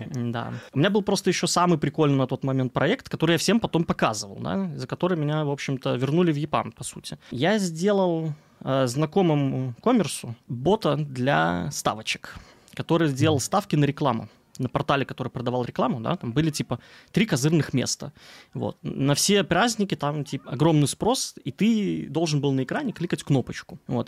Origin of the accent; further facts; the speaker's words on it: Belarus; also born or lived in Gomel; У нас есть Минск, на столица Беларуси, я из Беларуси